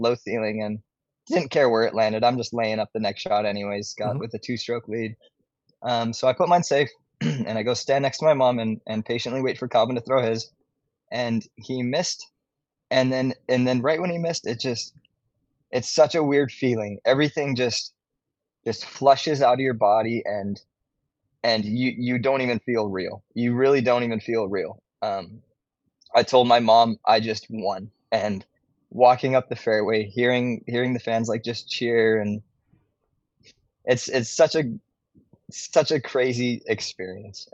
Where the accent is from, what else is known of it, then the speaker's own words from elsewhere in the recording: Hawaii, United States; moved away as an adult; now in Huntington Beach, United States; born and raised in Hawaii, lived there my whole life up until I was 19.